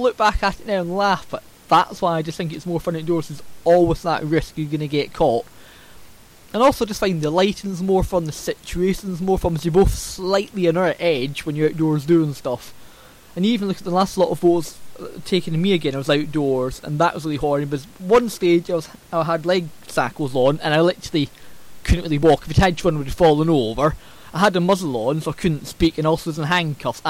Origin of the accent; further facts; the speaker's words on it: Scotland, United Kingdom; accent: Scots; my Scots accent